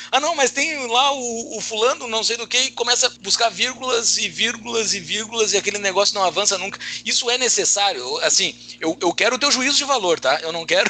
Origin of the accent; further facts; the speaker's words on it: Brazil; nós que somos brasileiros